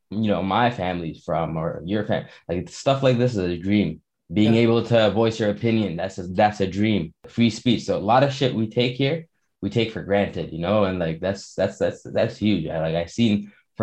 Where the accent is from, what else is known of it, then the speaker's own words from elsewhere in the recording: Toronto, Ontario, Canada; also born or lived in Montreal, Quebec; I was born in Montreal, Quebec, and we moved to Toronto